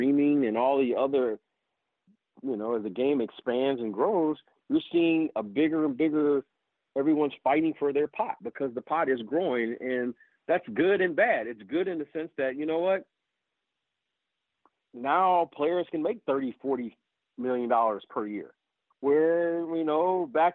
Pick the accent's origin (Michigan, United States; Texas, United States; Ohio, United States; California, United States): Michigan, United States; Detroit; I grew up in Detroit